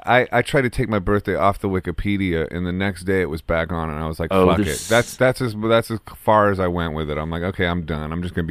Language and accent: English; Akron, Ohio, United States; Oh, yeah. I'm from Akron.